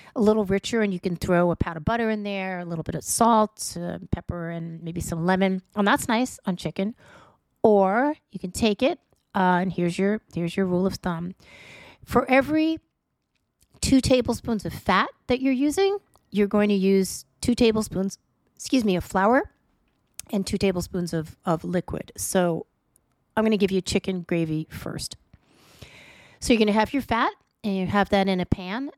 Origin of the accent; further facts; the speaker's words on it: New York City, New York, United States; moved away; I'm from New York